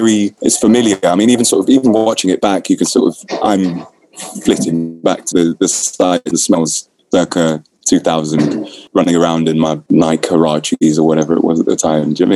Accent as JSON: {"language": "English", "region": "London", "country": "United Kingdom", "tie": "born or raised there", "said": "I grew up in South London"}